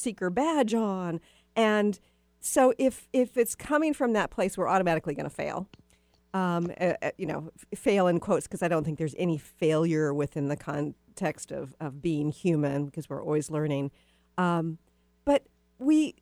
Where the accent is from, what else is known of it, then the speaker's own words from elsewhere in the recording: the South, United States; moved away; I'm from the South originally, too